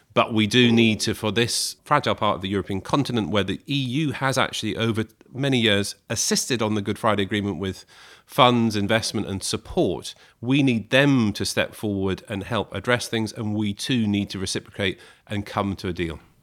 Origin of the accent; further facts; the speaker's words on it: Scotland, United Kingdom; I grew up in Scotland.